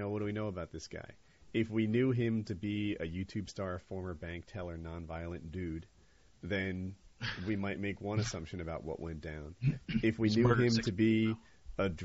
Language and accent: English; New Jersey, United States; now in North Carolina, United States; I'm from Jersey